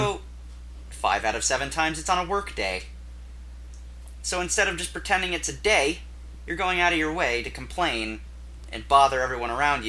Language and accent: English; United States; we're from America